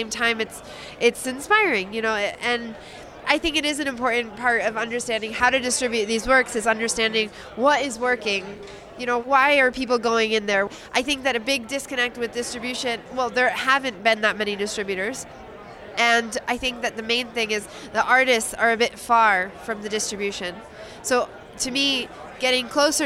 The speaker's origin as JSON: {"language": "English", "country": "United States", "said": "as an American"}